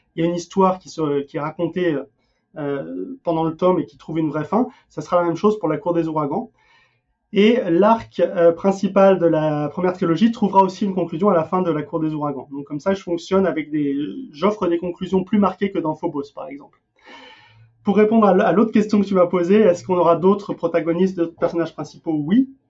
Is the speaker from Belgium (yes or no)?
no; France; also born or lived in Denmark; now in United States